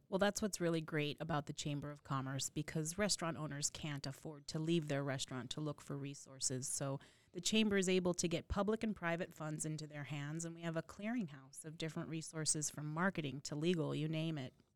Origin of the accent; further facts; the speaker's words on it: the desert Southwest, United States; now in New York, United States; I was raised in the desert Southwest, but consider myself a New Yorker now